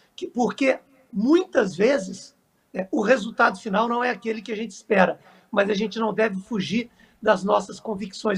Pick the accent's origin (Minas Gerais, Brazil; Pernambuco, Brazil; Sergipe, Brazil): Minas Gerais, Brazil; Três Corações; eu sou nascido em Três Corações, assim como o Rei Pelé.